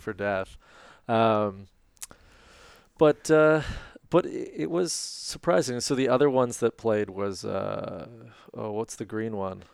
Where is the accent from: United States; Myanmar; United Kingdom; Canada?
Canada; We're Canadian